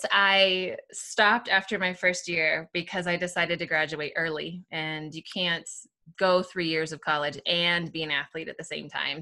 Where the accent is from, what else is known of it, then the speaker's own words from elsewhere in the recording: Seattle, Washington, United States; moved away as an adult; also born or lived in Southern California; now in Littleton, United States; I grew up in Seattle area, Washington, um, outside of Seattle